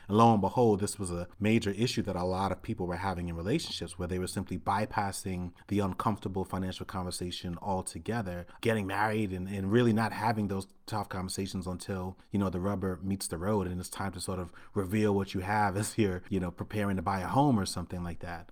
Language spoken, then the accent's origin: English; New York City, New York, United States; I grew up in Brooklyn, Brooklyn, New York City in the nineteen eighties